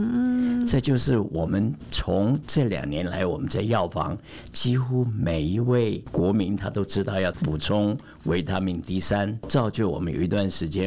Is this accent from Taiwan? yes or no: no; Germany; 我是来自德国的